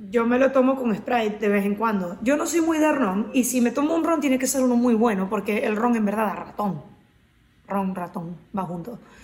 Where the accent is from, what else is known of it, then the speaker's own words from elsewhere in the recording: Carora, Lara, Venezuela; venezolana, caroneña, de mi pueblo